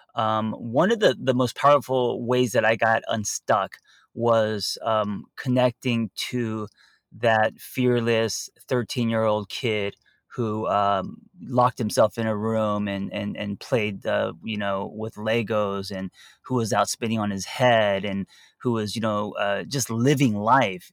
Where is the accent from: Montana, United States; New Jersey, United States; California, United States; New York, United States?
California, United States; Los Angeles; me growing up in Los Angeles